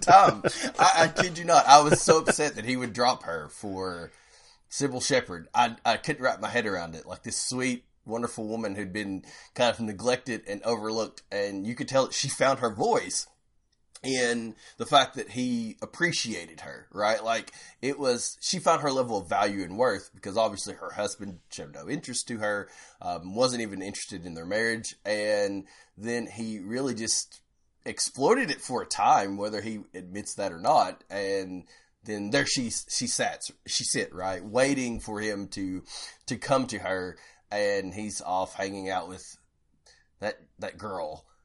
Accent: Powell County, Kentucky, United States; everyone in my family, uh, who's also from Powell County, they make fun of me 'cause my accent just, like, never went away

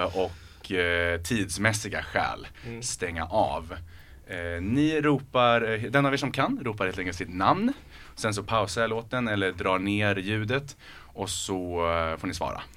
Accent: Örebro, Örebro County, Sweden; accent: Närke dialect; jag är från Örebro, uppväxt med insjöar, bada insjöar

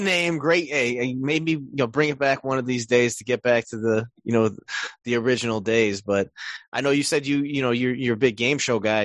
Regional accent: Illinois, United States; we're all from Illinois

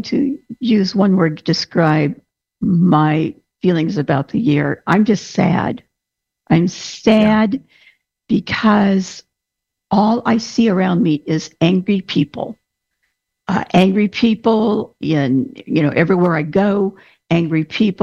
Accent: United States; I'm an American

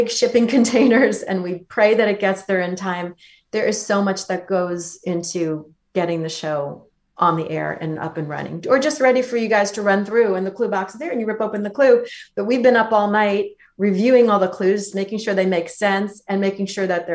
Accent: Port Jefferson Station, New York, United States; I grew up in New York

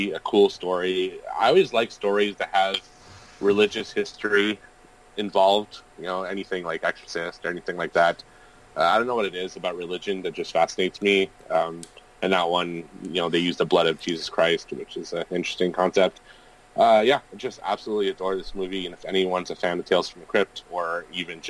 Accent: Canada; being Canadian

